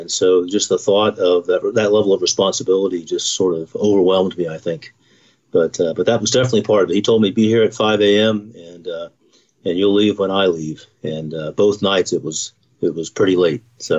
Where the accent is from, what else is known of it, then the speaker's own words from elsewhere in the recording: Knoxville, Tennessee, United States; born there; also born or lived in Virginia / Pennsylvania / Nevada / California; I was a Navy brat. So born in Knoxville, Tennessee. My father was in the Navy for 30 years. And so we moved all over the place from Virginia, Pennsylvania, Nevada, California. Settled back in Rome, Georgia, which was his hometown.